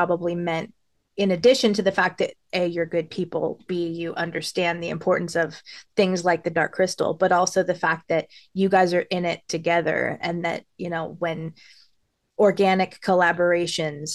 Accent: Los Angeles, California, United States; I grew up in Hollywood, and I used to walk down La Brea all the time

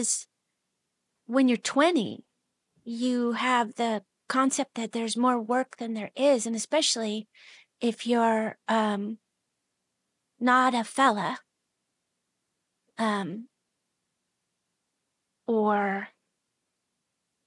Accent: Seattle, Washington, United States; also born or lived in Soldotna, Alaska; I was born in Seattle

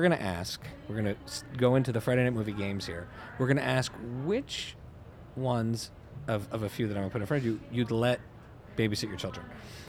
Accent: Canada; I grew up in Canada

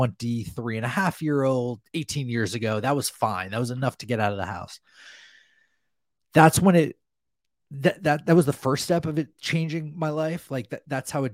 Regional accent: New Jersey, United States; growing up in New Jersey

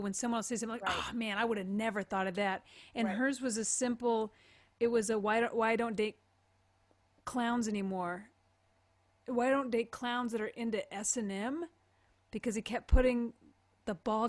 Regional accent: United States; also born or lived in Kansas / Texas; I went to public school in Kansas and Texas.

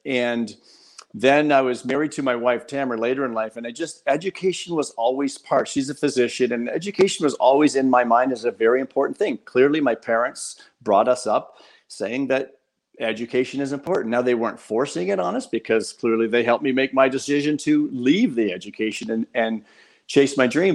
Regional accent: Windsor, Ontario, Canada; I grew up in South Windsor

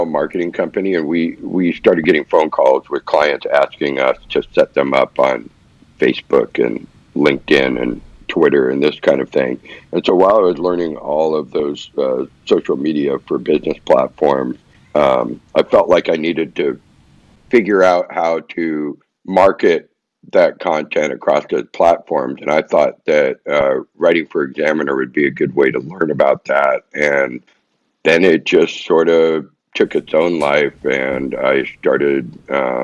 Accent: Orange County, Southern California, United States; now in Austin, United States; I grew up in Orange County

